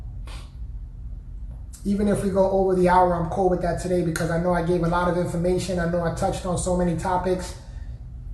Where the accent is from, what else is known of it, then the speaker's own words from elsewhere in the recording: New York, United States; I'm from New York